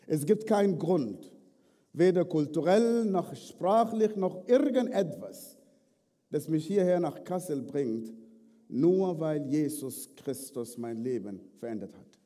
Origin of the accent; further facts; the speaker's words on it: Sudan; Ich bin im Sudan geboren, aufgewachsen in einer nicht christlichen Familie.